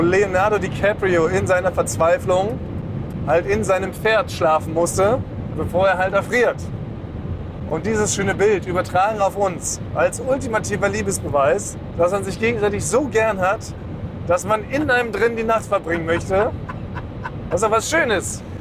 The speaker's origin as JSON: {"language": "German", "region": "Berlin", "country": "Germany", "tie": "born or raised there", "said": "in Weißensee, da wo ich aufgewachsen bin, in Berliner Stadtteil Weißensee"}